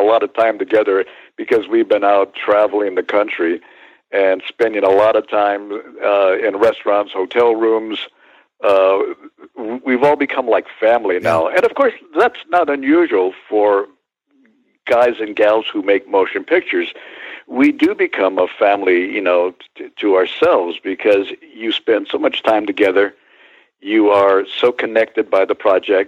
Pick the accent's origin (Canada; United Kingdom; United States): United States; Santa Barbara, California; my hometown of Santa Barbara